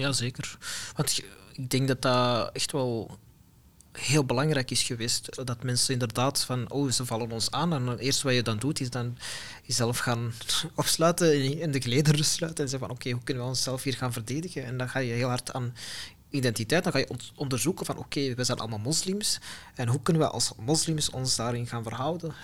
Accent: Antwerp, Flanders, Belgium; ik ben een Belg, ik ben een mhm. Vlaming, ik ben een Antwerpenaar.

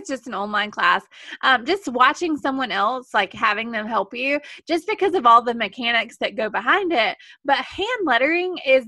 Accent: the South, United States; I'm from the South. I'm sure you can hear

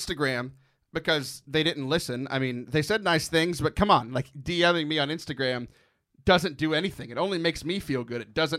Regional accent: Louisiana, United States; It runs in my blood. I'm Cajun.

